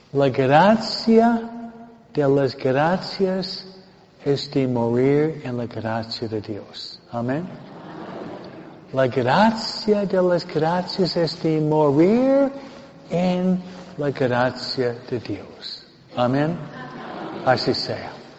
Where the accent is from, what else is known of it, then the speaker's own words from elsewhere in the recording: Michigan, United States; now in California, United States; yo nací en Michigan, no Michoacán